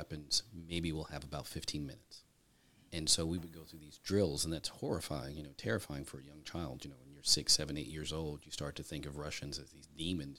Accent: Germany; My father served in the military, and so I grew up in Germany.

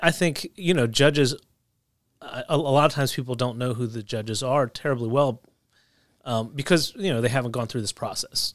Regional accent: outside Philadelphia, New Jersey, United States; moved away as an adult; also born or lived in Ohio; I was raised in New Jersey, just right outside of Philly.

